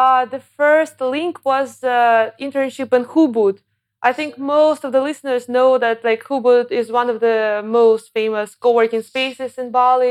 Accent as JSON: {"language": "English", "town": "Cheboksary", "region": "Chuvashia", "country": "Russia", "also_born_or_lived": "Moscow, Russia / Germany", "moved": "yes", "lives_now": "Chiang Mai, Thailand", "said": "I'm not even from Moscow. I'm from a smaller city, Chebokhsari."}